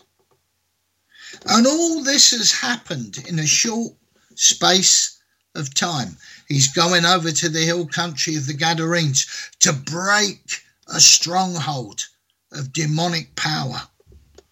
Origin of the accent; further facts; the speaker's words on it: England, United Kingdom; in England, my home country